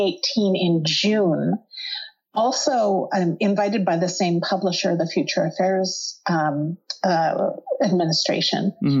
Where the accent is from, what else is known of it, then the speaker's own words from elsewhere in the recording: central Alberta, Canada; now in Toronto, Canada; I grew up in Alberta, central Alberta, which is a lot farther north than here.